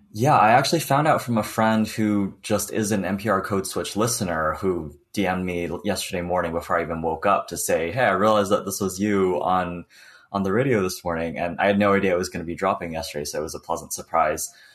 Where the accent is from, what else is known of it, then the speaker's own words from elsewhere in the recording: New York, United States; also born or lived in Beijing, China; now in West Coast, United States; on the East Coast, I'm from New York, everyone is either first generation or just immigrated over. Like I was born in Beijing as well. I immigrated over when I was five